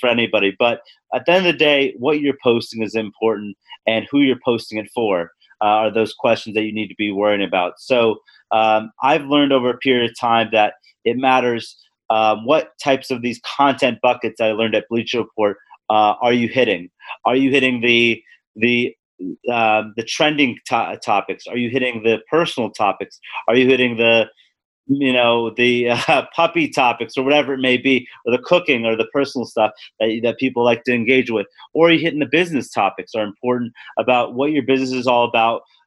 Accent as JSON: {"language": "English", "town": "Los Angeles", "region": "California", "country": "United States", "also_born_or_lived": "Midwest / Atlanta", "moved": "as an adult", "said": "I'm originally from Los Angeles and went to college in the Midwest and then moved to Atlanta for my first position."}